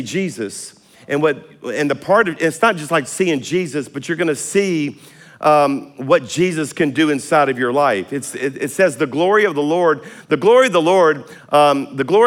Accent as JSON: {"language": "English", "region": "South Louisiana", "country": "United States", "said": "I'm a Cajun from South Louisiana"}